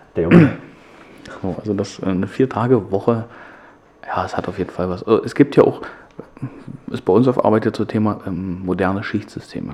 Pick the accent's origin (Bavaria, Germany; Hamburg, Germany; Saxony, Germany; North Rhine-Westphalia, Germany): Saxony, Germany; Hoyerswerda; meine Heimatstadt